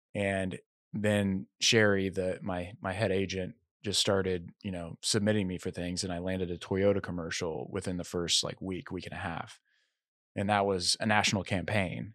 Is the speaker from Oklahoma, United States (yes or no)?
yes; Tulsa, Oklahoma, United States; moved away as an adult; also born or lived in Arkansas / Los Angeles, California; now in Nashville, United States; I grew up in Tulsa, Oklahoma